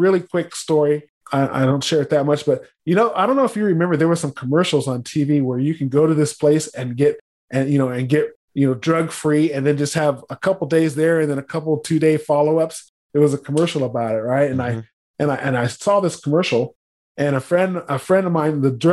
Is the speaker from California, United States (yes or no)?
yes; San Diego, California, United States; I was born in San Diego.